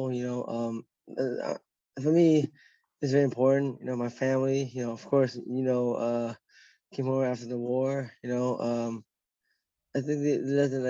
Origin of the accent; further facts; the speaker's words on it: Westminster, California, United States; also born or lived in Garden Grove, California; I grew up in like Westminster and Garden Grove, like in the 90s